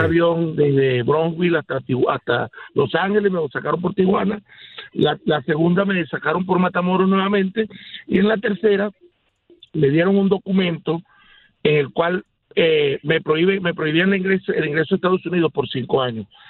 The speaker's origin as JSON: {"language": "Spanish", "country": "Venezuela", "moved": "as an adult", "lives_now": "United States", "said": "Yo soy venezolano"}